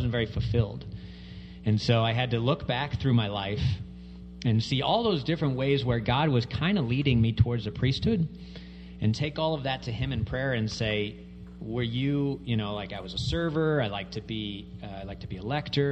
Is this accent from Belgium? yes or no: no; St. Louis, Missouri, United States; moved away as an adult; also born or lived in Kansas City; I grew up in St. Louis.